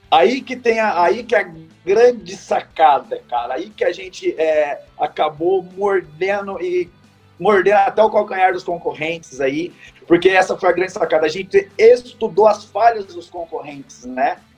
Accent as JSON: {"language": "Portuguese", "region": "São Paulo", "country": "Brazil", "said": "significa Vale do Paraíba, que somos do Vale do Paraíba"}